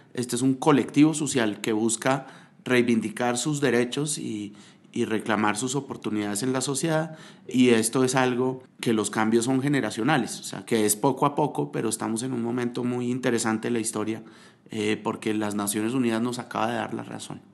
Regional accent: Colombia; entendemos cómo como colombianos

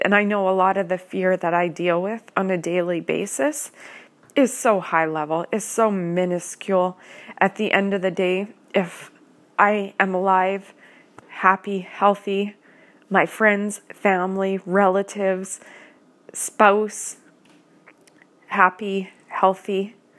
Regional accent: Canada; I am a Canadian citizen

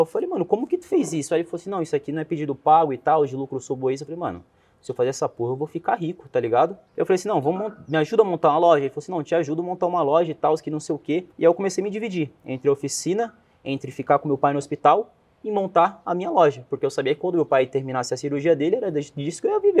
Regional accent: Cubatão, São Paulo, Brazil; Eu sou nascido em Cubatão, né? Que é na Baixada Santista, em São Paulo

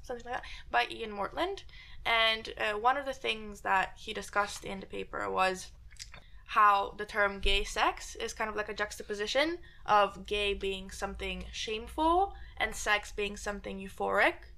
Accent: Poland; moved away; I grew up in Poland, right? Grew up in Poland, Catholic household

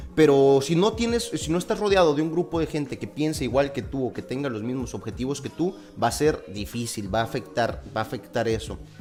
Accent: Torreón, Coahuila, Mexico; moved away as an adult; also born or lived in Mexico City; yo soy originario de Torreón, Coahuila.

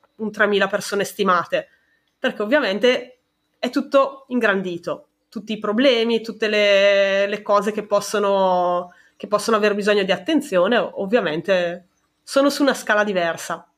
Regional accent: Brescia, Lombardy, Italy; nella mia città, io sono di Brescia

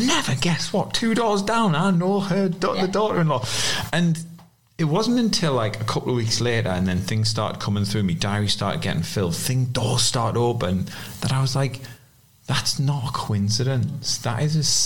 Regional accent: South Shields, North East England, United Kingdom; accent: South Shields; moved away as an adult; also born or lived in Yarm, Teesside; My posh South Shields accent

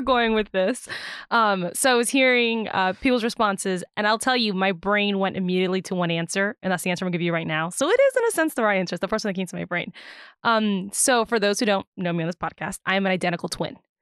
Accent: Virginia, United States; I am born and raised in Virginia

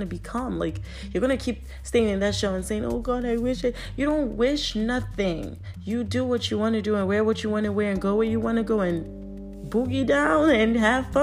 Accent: Nigeria; I'm Nigerian

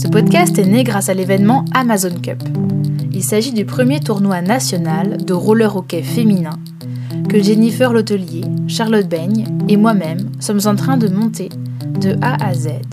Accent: Rennes, Brittany, France; je suis rennaise

